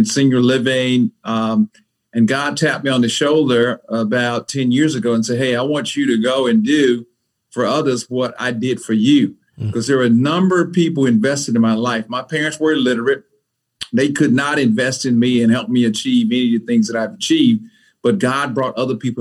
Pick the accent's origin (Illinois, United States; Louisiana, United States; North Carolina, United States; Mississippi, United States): Mississippi, United States; also born or lived in Atlanta, Georgia; now in Raleigh, United States; I grew up in Mississippi in the 60s.